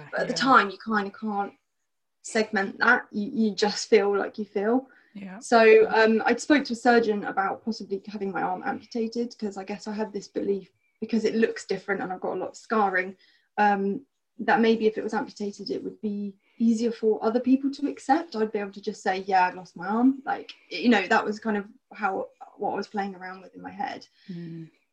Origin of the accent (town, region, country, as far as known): Bournemouth, South West England, United Kingdom; born or raised there; also born or lived in South Africa